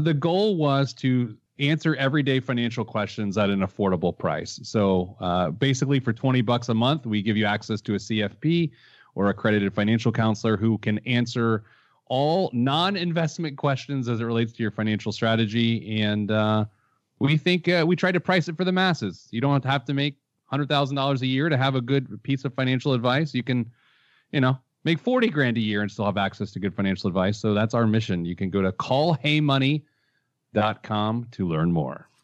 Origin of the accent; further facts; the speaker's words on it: Speedway, Indiana, United States; I grew up in Speedway, Indiana, steps away from the famed Indianapolis Motor Speedway